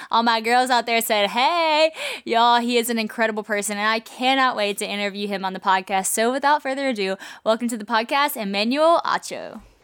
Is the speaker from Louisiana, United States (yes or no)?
yes; Monroe, Louisiana, United States; right here in my hometown, Monroe, Louisiana